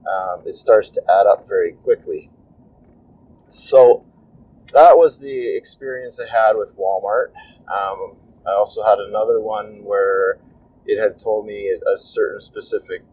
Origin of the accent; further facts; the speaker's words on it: Canada; I'm Canadian